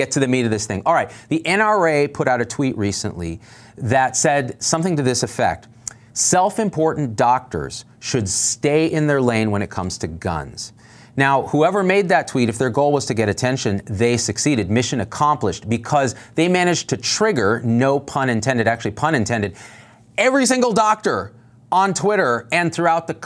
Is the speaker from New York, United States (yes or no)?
no; Clovis, California, United States; I grew up in Clovis, California, rural Central Valley, California.